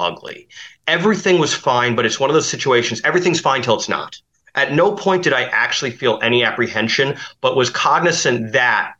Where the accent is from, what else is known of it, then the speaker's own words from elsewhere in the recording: United States; an American Jew